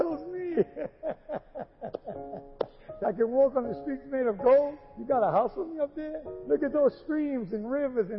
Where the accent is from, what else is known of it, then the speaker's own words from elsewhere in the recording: New York City, New York, United States; I grew up in New York, grew up in Queens